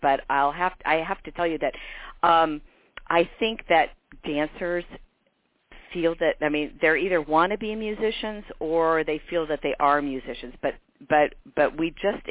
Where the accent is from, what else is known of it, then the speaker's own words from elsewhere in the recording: Champaign, Illinois, United States; moved away as an adult; also born or lived in Monticello, Illinois / Hamilton College, New York / Ogden, Utah; I was very fortunate to grow up in a large university town. My parents both went to the University of Illinois and loved it, and they stayed